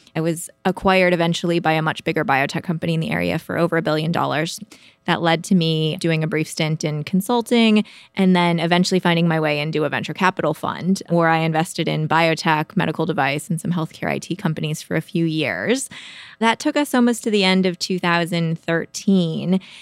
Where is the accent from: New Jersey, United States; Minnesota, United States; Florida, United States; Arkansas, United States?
Minnesota, United States; Midwest, suburbs of Minneapolis; moved away as an adult; also born or lived in Notre Dame, Indiana; now in San Francisco Bay Area, United States; I am a Midwesterner by background